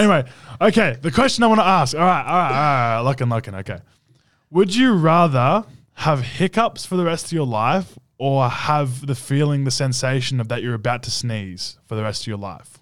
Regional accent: Australia; now in United States; me as an Australian in U S

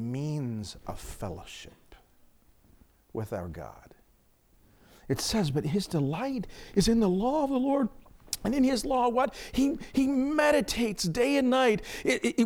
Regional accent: Phoenix, Arizona, United States; moved away; I grew up in Phoenix

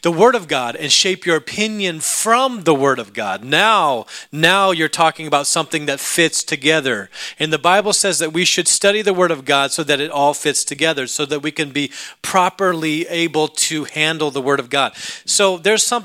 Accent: Alaska, United States; I grew up in Alaska.

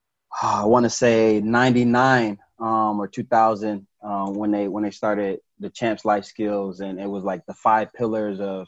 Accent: Chicago, Illinois, United States; moved away as an adult; also born or lived in Jacksonville / Virginia Beach / Lubbock, Texas; now in Indianapolis, United States; I grew up in Chicago

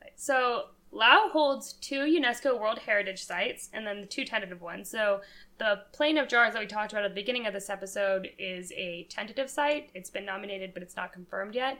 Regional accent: Colorado, United States; moved away; I'm from Colorado.

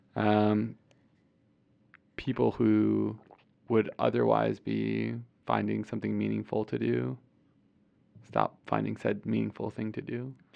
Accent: Clarence, New York, United States; my hometown of Clarence, New York

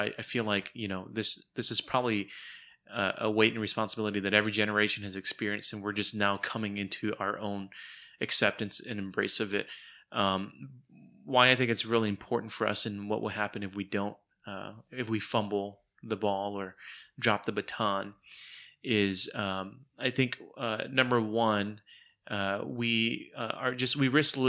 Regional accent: United States; born there; I mean, for goodness sakes, I was the first born in America. I was born in 1979 in America.

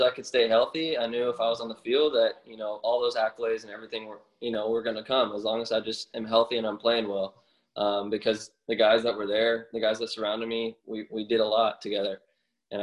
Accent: Lakeland, Florida, United States; I'm from Lakeland, Florida

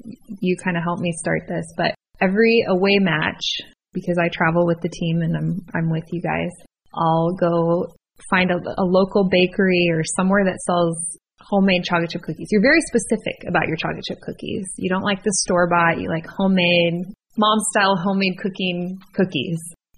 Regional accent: San Diego, California, United States; born there; I was born in San Diego, so a lot of cool things did happen there.

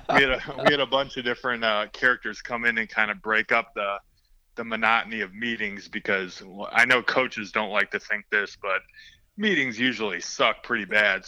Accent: Milwaukee, Wisconsin, United States; moved away as an adult; now in Chicago, United States; my wife Rachel and I grew up in Milwaukee

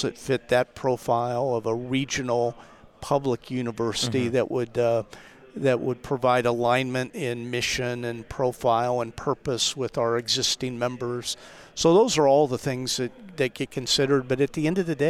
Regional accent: Lawrence, Kansas, United States; also born or lived in Abilene, Kansas; I was born in Lawrence and grew up in Lawrence, but we moved to Abilene right before the start of my high school years

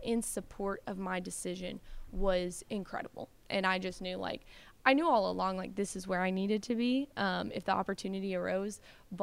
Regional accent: Bowling Green, Kentucky, United States; moved away as an adult; now in Clarksville, United States; I'm originally from Bowling Green, Kentucky, which is about an hour and a half drive

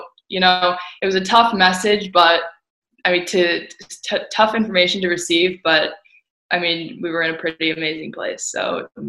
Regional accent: Winnetka, Illinois, United States; I am currently in my hometown, Winnetka, Illinois, in the northern suburbs of Chicago.

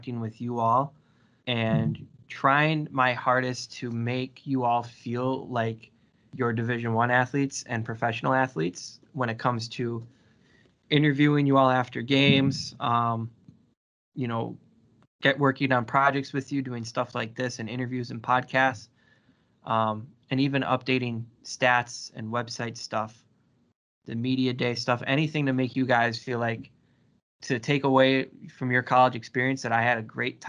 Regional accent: Crandon, Wisconsin, United States; I'm originally from the Northwoods of Wisconsin. If anybody's familiar with it, it's a small town called Crandon

